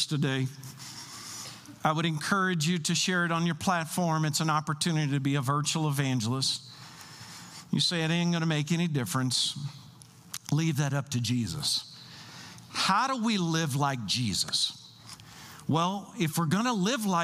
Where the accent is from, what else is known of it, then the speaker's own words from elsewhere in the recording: Kentucky, United States; I'm from Kentucky